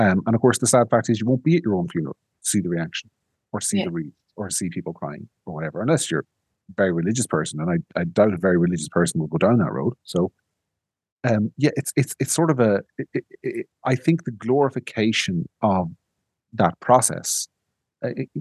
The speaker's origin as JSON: {"language": "English", "region": "County Monaghan", "country": "Ireland", "tie": "born or raised there", "said": "where I grew up in County Monaghan"}